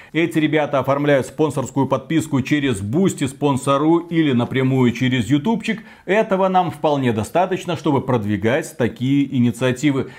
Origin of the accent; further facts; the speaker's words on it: Belarus; мы белорусы